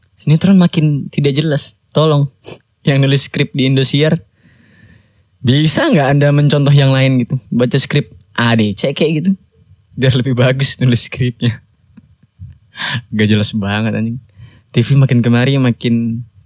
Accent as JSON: {"language": "Indonesian", "town": "Bekasi", "region": "West Java", "country": "Indonesia", "said": "Gua orang Bekasi"}